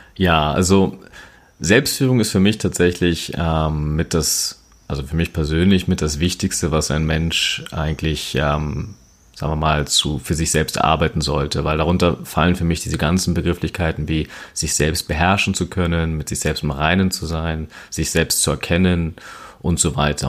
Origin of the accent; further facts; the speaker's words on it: Berlin, Germany; ich bin ein Berliner Junge, born and raised in Berlin Steglitz und ähm, genau schon immer eigentlich letztendlich hier in Berlin auch verwurzelt